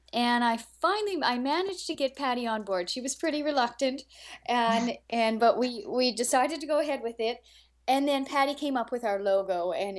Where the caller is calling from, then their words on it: Canada; This is …, and I live right next to the Arctic Ocean in Canada. So if you know where Edmonton is and just fly straight north until you hit the Arctic Ocean, that's me